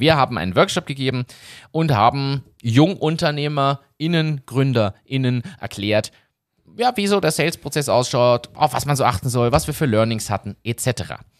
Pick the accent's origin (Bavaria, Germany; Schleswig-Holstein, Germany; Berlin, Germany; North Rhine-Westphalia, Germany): Berlin, Germany; ich bin in Berlin aufgewachsen